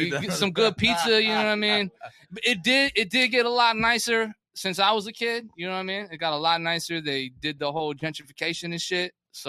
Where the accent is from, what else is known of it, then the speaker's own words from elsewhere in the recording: New Haven, Connecticut, United States; also born or lived in North County, San Diego, California; now in San Diego, United States; New Haven, Connecticut gave me all the base to jump off of.